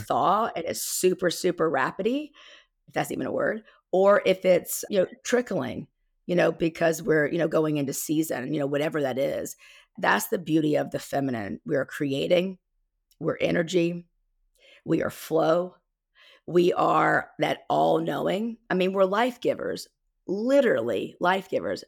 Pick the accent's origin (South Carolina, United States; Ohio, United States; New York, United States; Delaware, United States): South Carolina, United States; accent: Southern twang; I'm from South Carolina, by the way, so you'll hear my Southern twang come out.